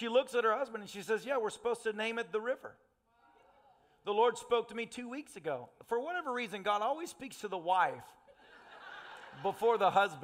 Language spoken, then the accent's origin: English; Tennessee, United States; I'm a redneck from Tennessee.